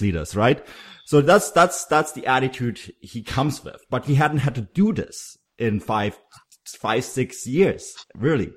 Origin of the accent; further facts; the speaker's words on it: Munich, Bavaria, Germany; I grew up in Munich